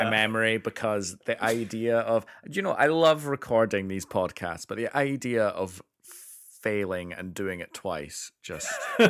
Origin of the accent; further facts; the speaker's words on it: Scotland, United Kingdom; obviously I am Scottish and I was brought up in the culture